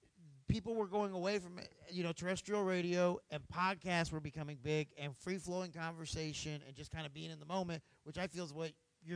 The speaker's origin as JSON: {"language": "English", "town": "Franklin", "region": "Indiana", "country": "United States", "tie": "born or raised there", "said": "I grew up in Franklin, Indiana"}